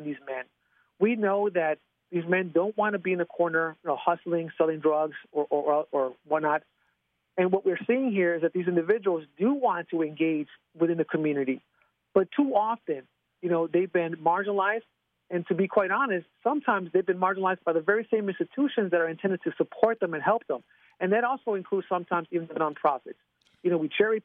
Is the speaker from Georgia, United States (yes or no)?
no; Chicago, Illinois, United States; in the 1980s and 1990s when I grew up in Chicago